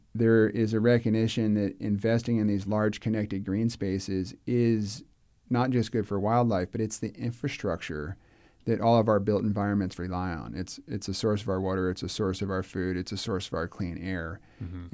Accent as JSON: {"language": "English", "town": "Clearwater", "region": "Florida", "country": "United States", "tie": "born or raised there", "said": "I grew up in Clearwater"}